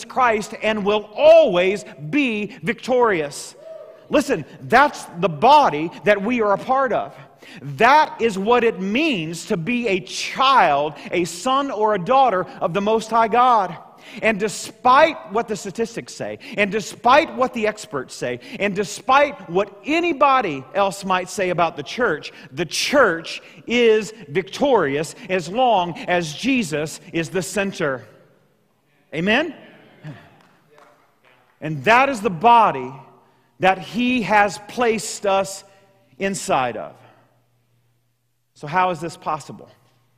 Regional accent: Southeast Missouri, United States; growing up in Southeast Missouri, where I grew up

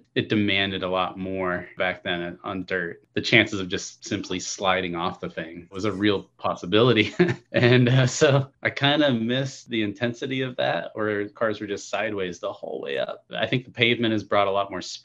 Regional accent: Colorado Springs, Colorado, United States; I grew up in Colorado, mostly in the town of Colorado Springs

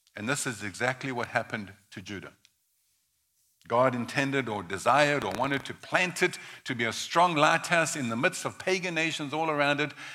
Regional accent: South Africa; I was born in South Africa in the early 1960s, 1961 to be exact

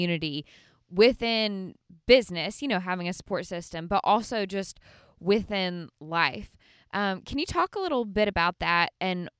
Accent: Birmingham, Alabama, United States; moved away as an adult; now in Nashville, United States; I'm from Birmingham, grew up in Birmingham, went to Samford University in Birmingham

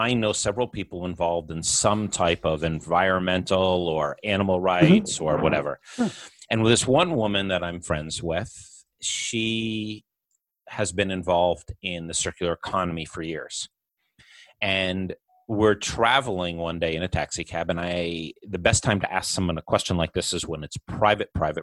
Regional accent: Middletown, New York, United States; I grew up in Middletown, New York

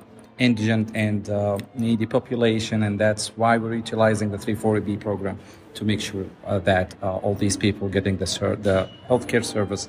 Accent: New York City, New York, United States; I'm from Staten Island, New York

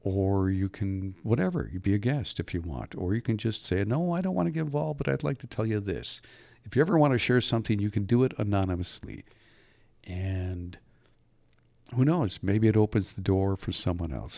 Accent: Upper Michigan, United States; moved away as an adult; also born or lived in Mississippi / Escanaba, Michigan; I was from Upper Michigan.

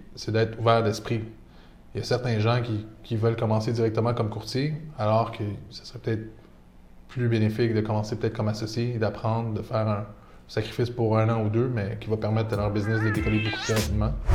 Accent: Laval, Quebec, Canada; also born or lived in Toronto; je suis né à Laval, grandi à Laval

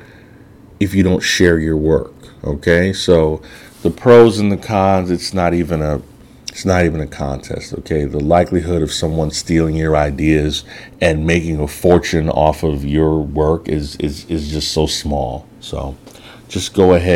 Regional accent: Chicago, Illinois, United States; moved away as an adult; also born or lived in New York City; I'm already from Chicago, so I'm a city guy by nature.

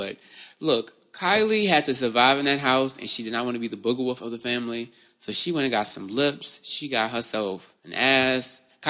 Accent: Houston, Texas, United States; moved away; I'm from Houston.

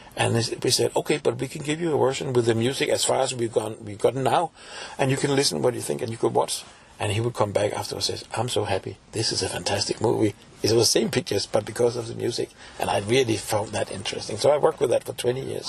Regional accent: Copenhagen, Capital Region of Denmark, Denmark; I'm from Copenhagen originally

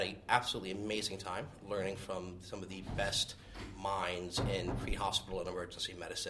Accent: Williamson County, Texas, United States; I'm a paramedic from Williamson County, Texas.

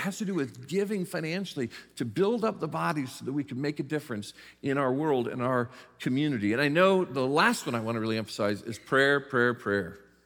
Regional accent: South Bend, Indiana, United States; I was raised in the South Bend, Mishawaka area in northern Indiana

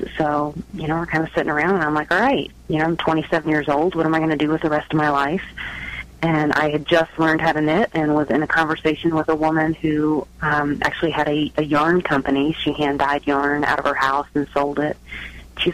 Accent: North Carolina, United States; also born or lived in San Francisco, California / Truckee, California; now in Reno/Tahoe area, United States; I'm from North Carolina. Now I live in the Reno, Tahoe area.

